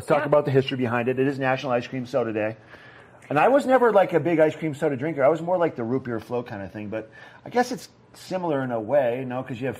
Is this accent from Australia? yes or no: no; East Coast, United States; moved away; I'm from the East Coast